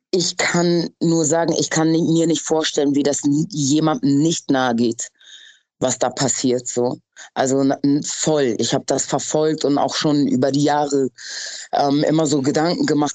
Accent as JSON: {"language": "German", "region": "Hamburg", "country": "Germany", "tie": "born or raised there", "said": "Ich bin in Hamm aufgewachsen, aber ich lebe jetzt in Schanzennähe"}